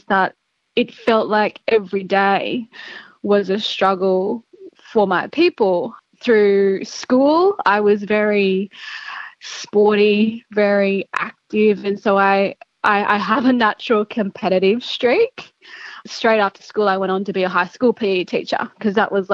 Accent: Gilgandra, New South Wales, Australia; now in Sydney, Australia; I grew up in Gilgandra in Western New South Wales.

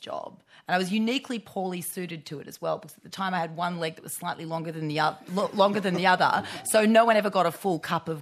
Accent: Forbes and Bathurst, country New South Wales, Australia; I grew up in Forbes and Bathurst in country New South Wales

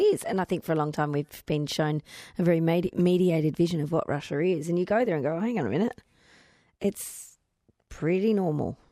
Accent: Victoria, Australia; moved away; I grew up on the Murray

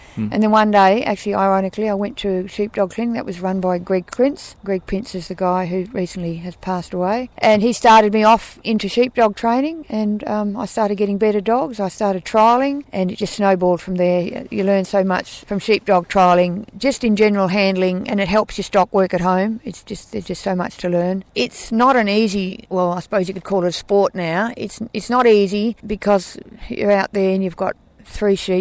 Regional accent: Western Australia, Australia; I'm from Cogin up in Western Australia.

